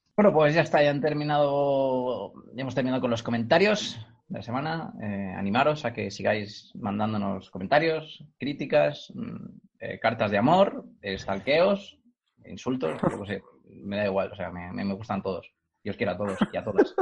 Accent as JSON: {"language": "Spanish", "town": "Cornellà de Llobregat", "region": "Catalonia", "country": "Spain", "tie": "born or raised there", "said": "soy, soy eh, originario de Cornellá"}